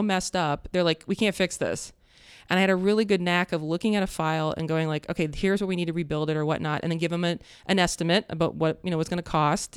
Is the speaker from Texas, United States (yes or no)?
no; Columbus, Ohio, United States; also born or lived in Upper Arlington, Ohio / Worthington, Ohio; growing up in Columbus